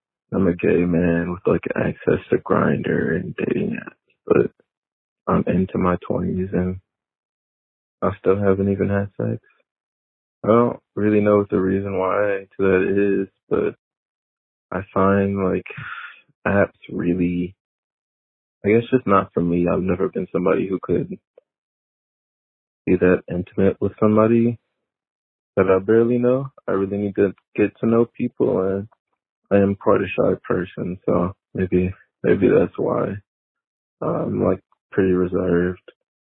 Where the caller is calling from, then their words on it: Detroit, Michigan, United States; Hey, Dan. I'm 23 from the Metro Detroit area.